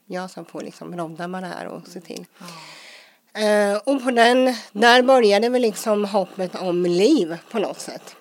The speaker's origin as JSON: {"language": "Swedish", "region": "Småland", "country": "Sweden", "tie": "born or raised there", "said": "komma in i det svenska, småländska härliga samhället och med ja, skola och dagis och allt"}